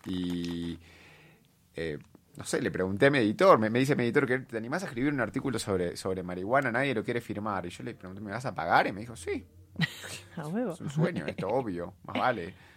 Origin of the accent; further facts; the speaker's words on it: Argentina; yo soy argentina, obviamente, para los que no se dieron cuenta por el acento. Eh, me eduqué en Argentina